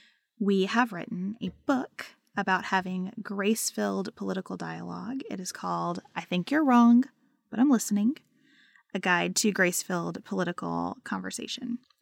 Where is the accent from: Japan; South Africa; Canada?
Canada; I'm taking 18 months, so thankful that's an option for me as a Canadian.